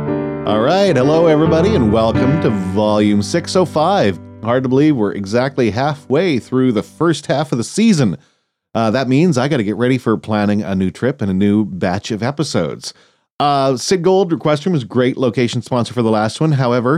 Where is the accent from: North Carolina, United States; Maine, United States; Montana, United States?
Montana, United States; Great Falls; Reggie Watts is actually from my hometown in Great Falls.